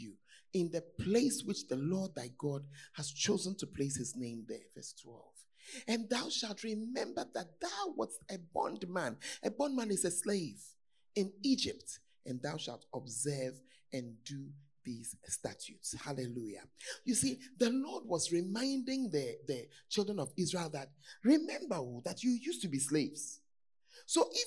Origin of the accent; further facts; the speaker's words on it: Ghana; if you are a Ghanaian, most of us are from poor homes